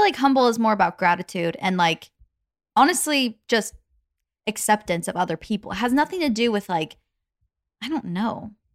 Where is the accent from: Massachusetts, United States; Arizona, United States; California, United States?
Arizona, United States; moved away; Arizona, where we used to live